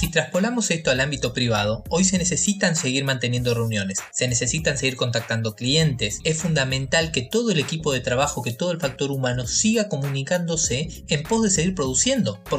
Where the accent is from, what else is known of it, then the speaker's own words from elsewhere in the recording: Argentina; now in Asunción, Paraguay; Yo soy contador público nacional, recibido en Argentina, yo soy argentino